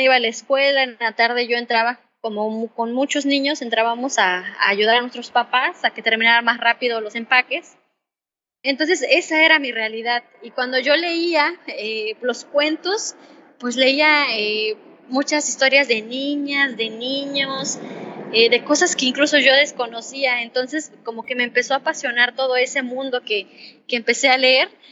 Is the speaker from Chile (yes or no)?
no; Caballo Rusio, Mixteca Alta, Oaxaca, Mexico; also born or lived in Mexico City; now in Tijuana area, Mexico; nací en la comunidad de Caballo Rusio, eh, que está como a tres horas y media de terracería de Tlaxiaco, perteneciente a la Mixteca Alta en el estado de Oaxaca